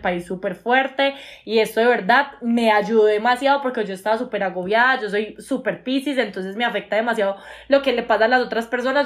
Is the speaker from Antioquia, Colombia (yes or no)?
yes; Medellín, Antioquia, Colombia; somos de Medellín, esta ciudad es un pueblo